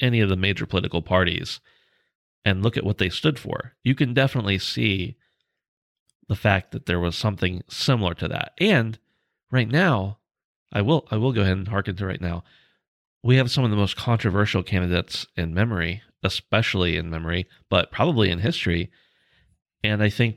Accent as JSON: {"language": "English", "country": "United States", "said": "I'm from America"}